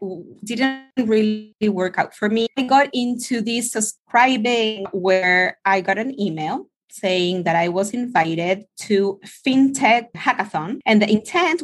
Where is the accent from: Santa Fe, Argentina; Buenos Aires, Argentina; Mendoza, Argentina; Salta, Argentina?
Buenos Aires, Argentina; moved away; also born or lived in United States / Mexico; I was born in Argentina a couple of years ago. I'm also an American. I lived more than 13 years in the US, and now I'm back in my hometown in Buenos Aires